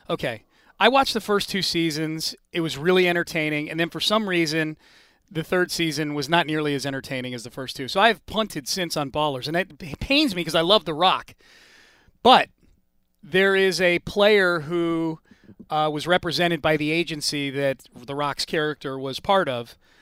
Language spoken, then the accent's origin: English; Northeast, United States; now in Texas, United States; I grew up in the Northeast